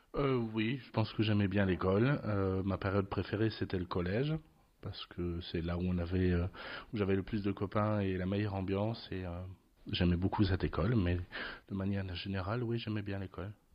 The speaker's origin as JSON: {"language": "French", "country": "France", "also_born_or_lived": "Trier, Germany / Lorraine, France", "moved": "as an adult", "said": "je viens de France"}